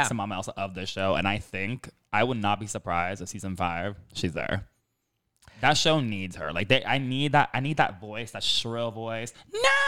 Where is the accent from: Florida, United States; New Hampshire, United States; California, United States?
Florida, United States; Miami; accent: Kendall South Miami accent; first language English; moved away; I grew up in Miami